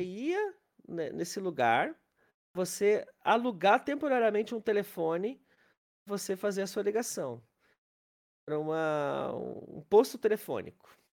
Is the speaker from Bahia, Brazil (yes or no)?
no; Capão da Canoa, Rio Grande do Sul, Brazil; also born or lived in Porto Alegre; Eu, eu morava em Capão da Canoa, que é a minha cidade de origem